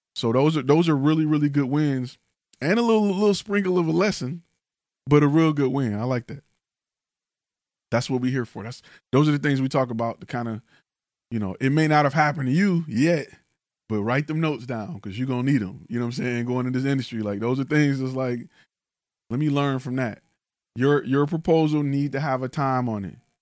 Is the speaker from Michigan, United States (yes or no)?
yes; Detroit, Michigan, United States; now in Texas, United States; I'm from the D, right? I'm from Detroit. I talk like I'm from Detroit.